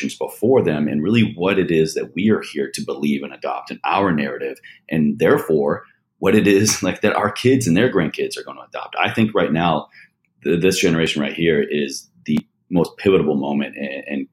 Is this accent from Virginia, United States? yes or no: yes; Roanoke, Virginia, United States; Shout out Roanoke, Virginia